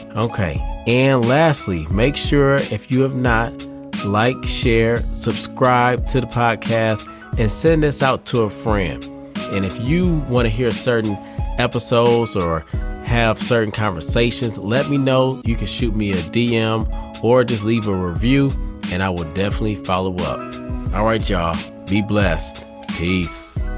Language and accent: English; Detroit, Michigan, United States; now in Raleigh, United States; I'm from Detroit